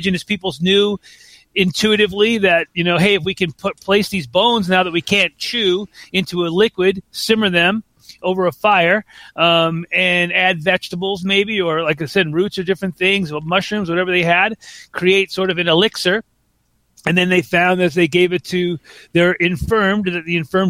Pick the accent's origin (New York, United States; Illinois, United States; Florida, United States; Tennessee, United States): New York, United States; Long Island; we had a garden growing up on Long Island